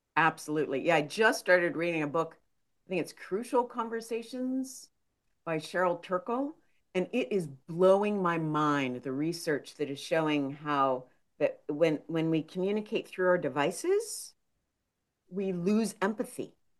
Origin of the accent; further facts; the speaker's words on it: Pennsylvania, United States; also born or lived in Minnesota / New York / Illinois; now in Seattle, United States; I grew up in Pennsylvania, went to college in Minnesota, moved to outside of New York City